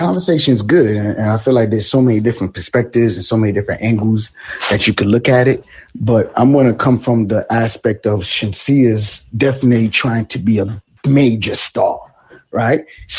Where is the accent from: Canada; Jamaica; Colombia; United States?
Jamaica; Yeah, there's, you know what, I'm Jamaican, so you know, I can't reveal all the secrets out here.